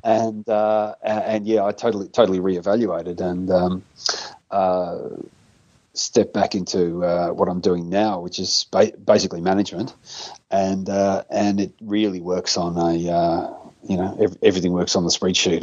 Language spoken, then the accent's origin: English; Hamilton, Victoria, Australia; in the local town where I grew up in Hamilton